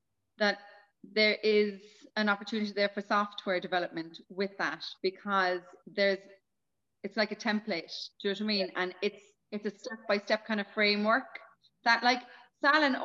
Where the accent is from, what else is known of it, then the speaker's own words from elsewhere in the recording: Cork, Munster, Ireland; I'm Cork City. I'm a Cork City girl.